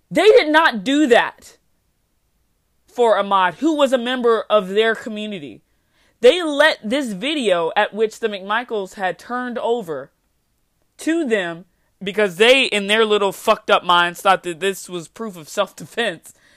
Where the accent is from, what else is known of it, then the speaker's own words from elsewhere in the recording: United States; I'm an American citizen by paper, by birthright, but I don't feel American